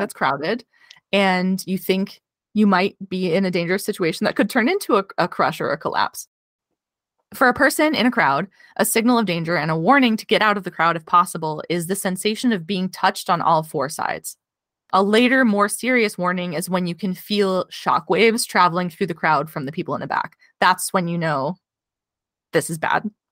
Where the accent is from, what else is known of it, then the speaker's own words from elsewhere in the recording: Indiana, United States; I grew up in Indiana.